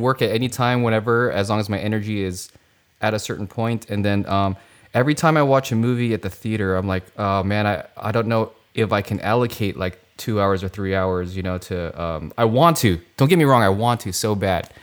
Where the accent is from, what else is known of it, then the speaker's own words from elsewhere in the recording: Philippines; Filipino. I'm Filipino.